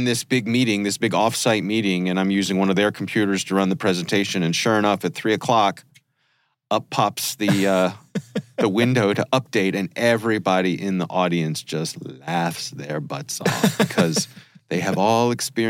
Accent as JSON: {"language": "English", "country": "France", "lives_now": "West Philadelphia, United States", "said": "Right. We are from France."}